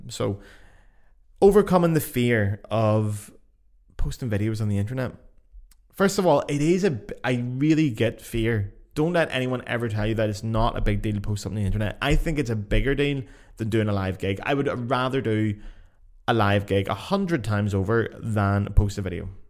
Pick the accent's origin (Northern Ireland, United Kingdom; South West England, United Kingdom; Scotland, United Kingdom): Northern Ireland, United Kingdom; Lisburn; moved away; my local Facebook groups back in my hometown, Lisburn.